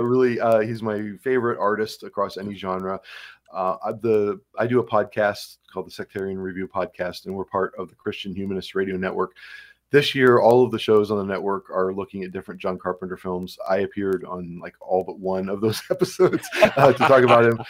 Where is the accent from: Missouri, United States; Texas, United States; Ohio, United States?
Ohio, United States; Cleveland; moved away as an adult; also born or lived in Georgia / Pennsylvania; now in Cresson, Pennsylvania, United States; I grew up in Cleveland, Ohio